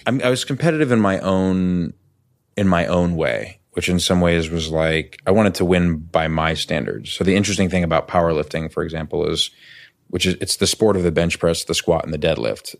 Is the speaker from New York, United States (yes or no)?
yes; New York City, New York, United States; moved away as an adult; now in Los Angeles, United States; I grew up in New York City. I grew up in Chelsea